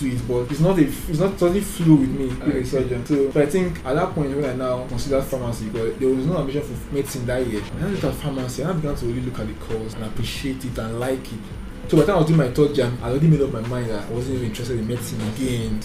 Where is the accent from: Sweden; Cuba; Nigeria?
Nigeria; Abuja, Federal Capital Territory; also born or lived in Kwara State / Kogi State / Port Harcourt; I was born in Kwara State and lived the first 4 or 5 years of my life in Kwara State. And since then, I've been in Abuja. And that's where I did my primary school, secondary school as well.